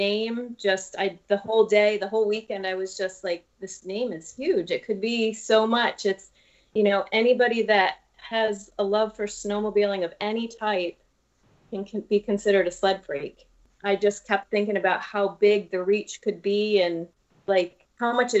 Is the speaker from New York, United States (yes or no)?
yes; Buffalo, New York, United States; I grew up in Buffalo